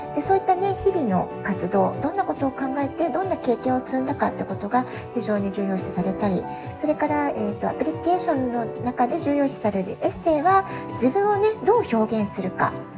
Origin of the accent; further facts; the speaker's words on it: Japan; also born or lived in Tokyo, Japan; now in San Diego, United States; 私たち日本人のママたち